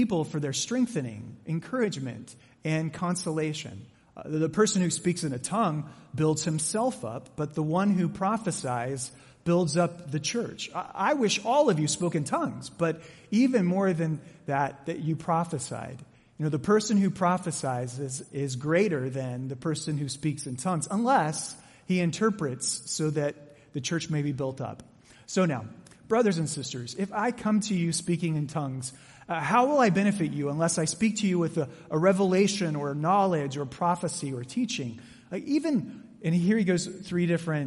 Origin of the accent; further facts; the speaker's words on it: Mesa, Arizona, United States; I grew up in Mesa